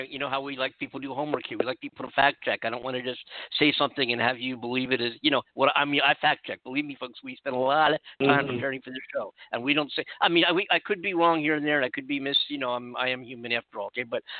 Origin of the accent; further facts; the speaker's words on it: California, United States; California, where I am right now, We have 466,550 confirmed cases in my home state of California.